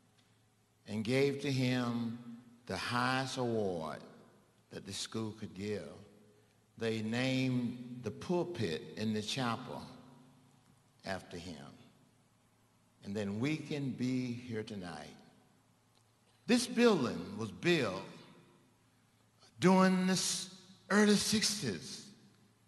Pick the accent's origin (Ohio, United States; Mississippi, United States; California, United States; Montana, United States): Mississippi, United States; moved away; my home state of Mississippi